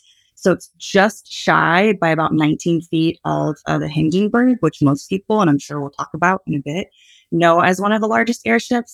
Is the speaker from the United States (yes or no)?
yes; Ohio, United States; I'm from Ohio